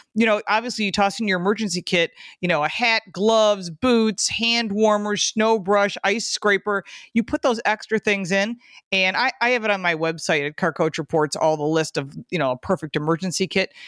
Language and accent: English; Michigan, United States; now in Buffalo, United States; I'm from Michigan and I live in Buffalo